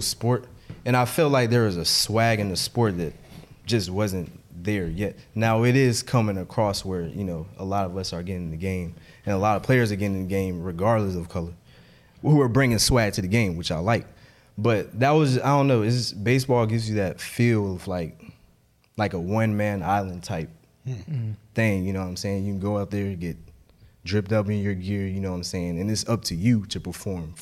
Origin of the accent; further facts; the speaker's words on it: Memphis, Tennessee, United States; I'm from Memphis